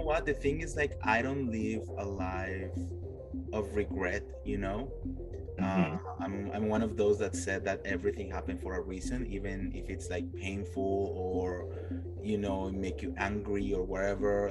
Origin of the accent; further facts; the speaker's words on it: Colombia; moved away as an adult; now in Los Angeles, United States; I'm originally from Colombia, mm-hmm. and I moved here uh, to LA. It's going to be nine years this year that I moved here.